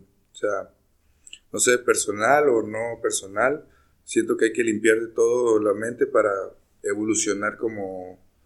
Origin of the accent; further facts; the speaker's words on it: Mexico; Como mexicanos celebramos la muerte